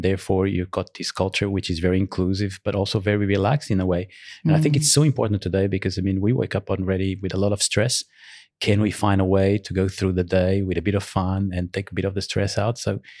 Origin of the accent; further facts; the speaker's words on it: Portugal; also born or lived in Angola; And in fact, I'm Portuguese, but I was born in Africa, in Angola, which at the time was a colony for Portugal.